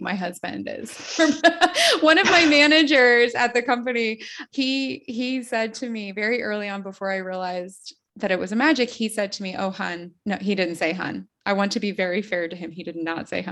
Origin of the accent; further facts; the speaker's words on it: United States; moved away; I'm this American living in another country.